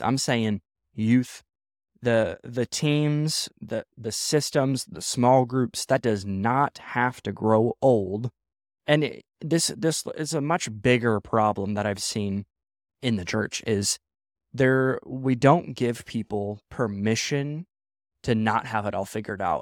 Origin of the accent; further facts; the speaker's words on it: Midwest, United States; now in West Coast, United States; I grew up in the Midwest